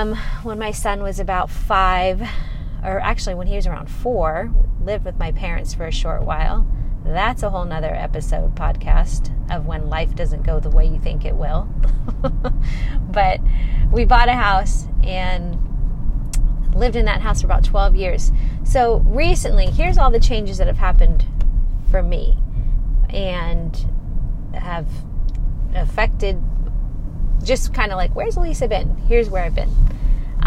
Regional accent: Arizona, United States; moved away as an adult; also born or lived in California; I'm born and raised in Arizona, so I am a native

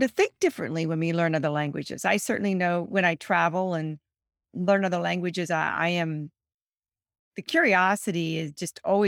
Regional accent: Columbus, Ohio, United States; now in Pennsylvania, United States; I was born in Columbus, Ohio, so I'm not Lancaster

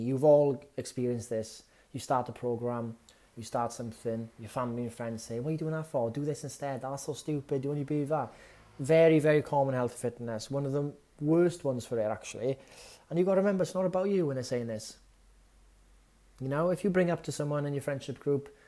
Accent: Wales, United Kingdom; As a Welshman

